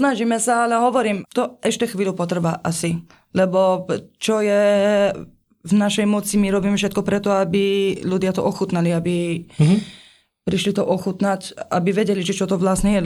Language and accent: Slovak; Iran; moved away; doteraz sme boli iba Iránci